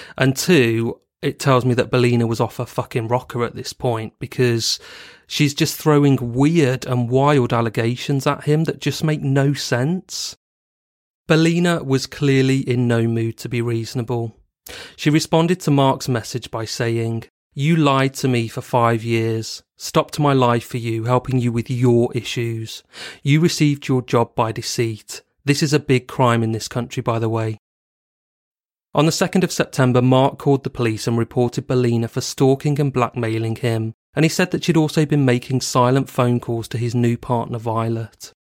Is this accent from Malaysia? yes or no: no; Bristol, South West England, United Kingdom; living in Bristol, a city in the southwest of England, and also my hometown